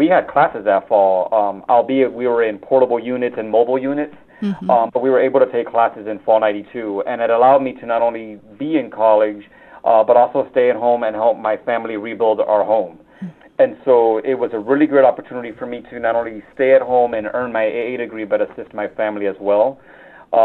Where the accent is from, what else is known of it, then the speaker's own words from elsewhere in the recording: Homestead, Florida, United States; moved away as an adult; also born or lived in Miami Beach, Florida; now in Cincinnati, United States; I grew up in Homestead, Florida, which is about 25 minutes south of Miami. I am a first-generation college student, like you mentioned. My parents, my family, somos cubano.